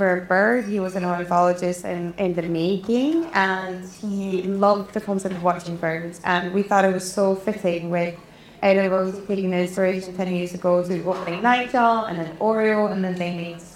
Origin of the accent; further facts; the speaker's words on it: Umeå, Västerbotten County, Sweden; English is a second language; moved away; Excuse my English, I am Swedish, for anyone who hasn't figured the accent out